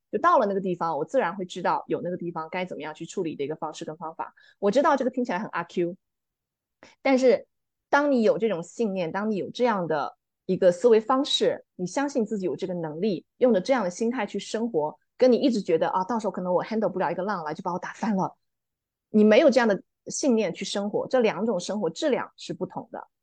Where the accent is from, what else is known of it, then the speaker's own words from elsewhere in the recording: Fujian, China; also born or lived in New Zealand; now in Dali, China; 我是福建人，福建的这个文化还是非常不同的